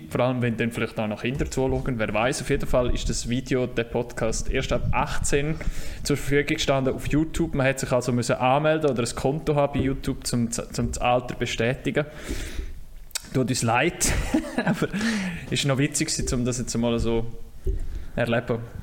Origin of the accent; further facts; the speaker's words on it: Graubünden, Switzerland; Aber wir Bündner